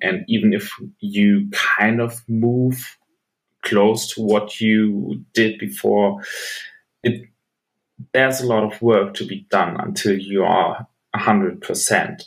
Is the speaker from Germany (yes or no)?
yes; Bochum, North Rhine-Westphalia, Germany; a German football jersey uh, from my hometown team, the team I play for